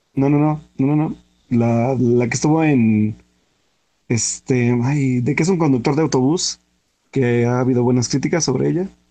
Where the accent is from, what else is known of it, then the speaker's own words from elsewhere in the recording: Pachuca, Hidalgo, Mexico; soy de Pachuca